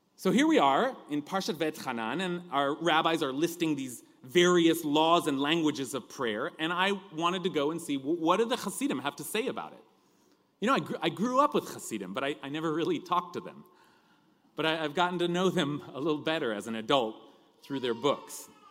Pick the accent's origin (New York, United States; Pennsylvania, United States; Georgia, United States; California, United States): California, United States; accent: California drawl; my accent, that, that California drawl